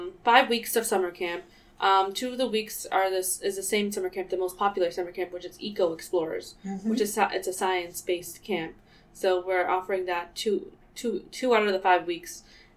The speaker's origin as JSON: {"language": "English", "town": "Lowell", "region": "Massachusetts", "country": "United States", "tie": "born or raised there", "said": "I grew up in Lowell"}